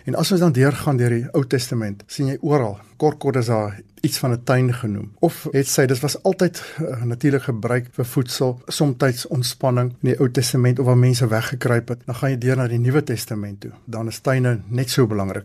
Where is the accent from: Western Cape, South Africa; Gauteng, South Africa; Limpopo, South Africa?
Gauteng, South Africa; Johannesburg; ek was in Linde, Johannesburg, ook op skool daar